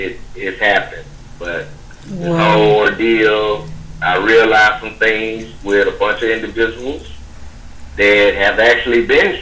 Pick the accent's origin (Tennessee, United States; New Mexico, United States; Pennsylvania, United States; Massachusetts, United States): Tennessee, United States; Memphis; moved away; back home where I'm from Memphis